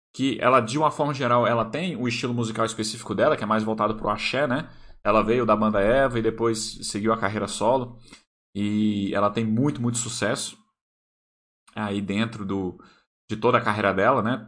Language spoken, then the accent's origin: Portuguese; Brasília, Federal District, Brazil; Brasília, onde eu moro, né? Onde eu nasci